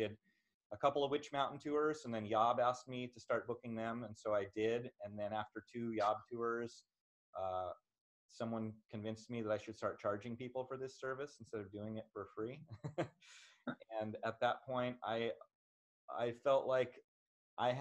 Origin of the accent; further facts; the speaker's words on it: Oregon, United States; I grew up in Oregon